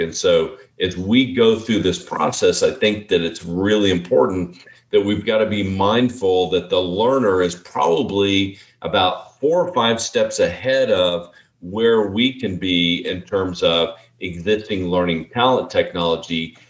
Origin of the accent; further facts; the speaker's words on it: Texas, United States; We're from Texas